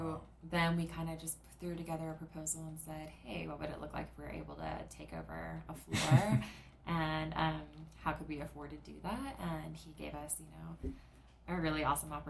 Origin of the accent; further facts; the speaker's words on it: Prairie Village, Kansas, United States; I grew up here, yeah. I grew up in Prairie Village, went to Shawnee Mission Schools throughout.